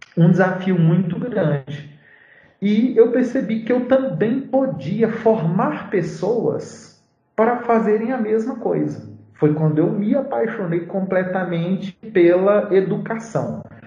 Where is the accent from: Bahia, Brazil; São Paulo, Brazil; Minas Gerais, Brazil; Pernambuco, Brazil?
Bahia, Brazil; interior of; moved away as an adult; now in Belo Horizonte, Brazil; voltar lá para minha cidade, no interior da Bahia